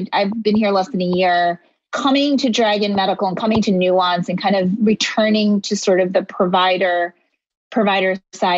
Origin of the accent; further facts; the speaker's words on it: Philadelphia, Pennsylvania, United States; also born or lived in India; I was actually born in India, but I grew up in Philadelphia